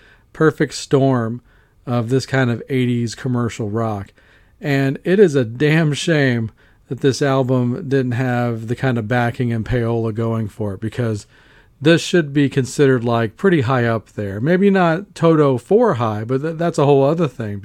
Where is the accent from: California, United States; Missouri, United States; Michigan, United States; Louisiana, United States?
Louisiana, United States; Baton Rouge; my hometown of Baton Rouge, Louisiana